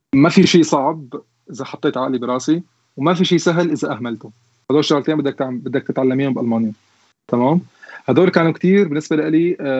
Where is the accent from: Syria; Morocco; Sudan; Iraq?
Syria; moved away as an adult; now in Germany; عندنا بسوريا